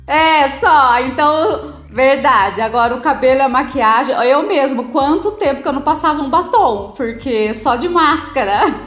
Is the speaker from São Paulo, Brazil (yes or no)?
yes; Agudos, São Paulo, Brazil; also born or lived in Lençóis Paulista; eu nasci em Lençóis, mas vim para cá com 9 anos e acabei fazendo a vida aqui em Agudos mesmo